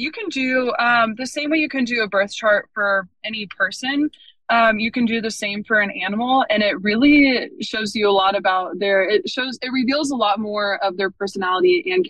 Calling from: Pensacola, Florida, United States; But I am calling from Pensacola, Florida.

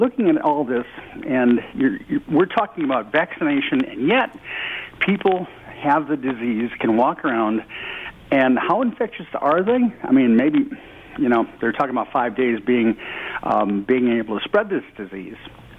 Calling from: Roscoe, Illinois, United States; also born or lived in South York, Ontario; I'm calling from Roscoe, Illinois, but I've adopted South York, Ontario.

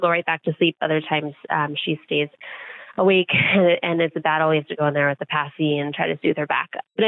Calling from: New Jersey, United States; I am from New Jersey.

